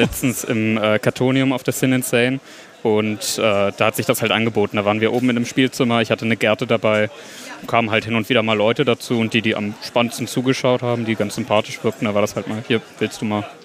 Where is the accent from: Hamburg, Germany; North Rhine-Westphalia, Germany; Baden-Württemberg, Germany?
Hamburg, Germany; Ich bin 19, ich komme aus Hamburg